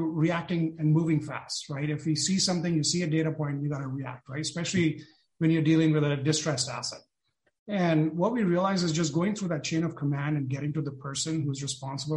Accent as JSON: {"language": "English", "country": "India", "tie": "born or raised there", "also_born_or_lived": "Detroit / San Francisco Bay Area", "moved": "as an adult", "lives_now": "San Francisco, United States", "said": "I was born and brought up in India"}